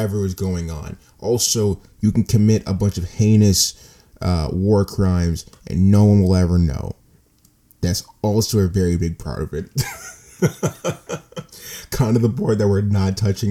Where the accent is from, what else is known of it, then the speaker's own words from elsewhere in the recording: United States; as an American citizen